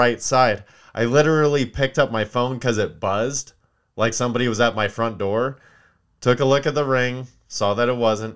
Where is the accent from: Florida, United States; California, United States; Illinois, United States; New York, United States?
California, United States; Palmdale; moved away; my hometown of Palmdale